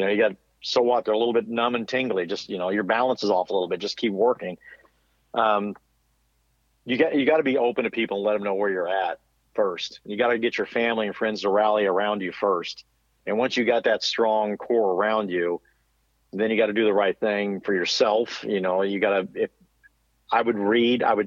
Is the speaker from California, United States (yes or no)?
no; Missouri, United States; I'm from Missouri